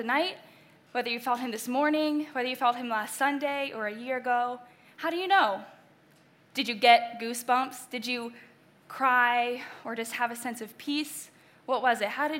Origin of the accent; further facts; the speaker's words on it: Delaware/Maryland, Eastern Shore, United States; moved away; also born or lived in Indiana; I grew up in Eastern Shore, Delaware/Maryland